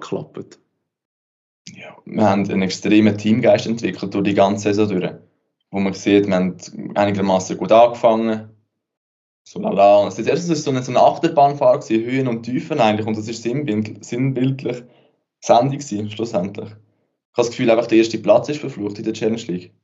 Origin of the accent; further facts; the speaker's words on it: Switzerland; bei uns in der Schweiz